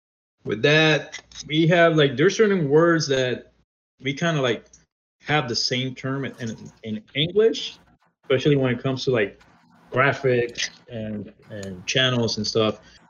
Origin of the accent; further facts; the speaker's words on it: United States; since I grew up in the States